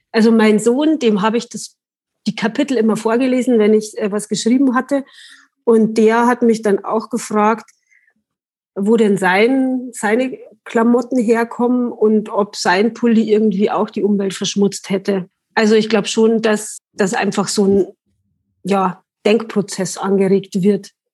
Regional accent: Langenpreising, Bavaria, Germany; also born or lived in Munich / Milan; now in Wartenberg, Germany; ich komme eigentlich aus Langenpreising. Also da bin ich aufgewachsen

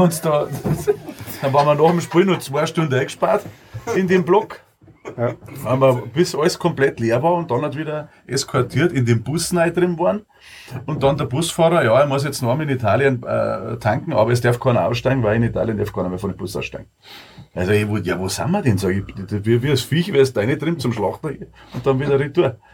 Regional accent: Munich, Bavaria, Germany; bei uns in Minger

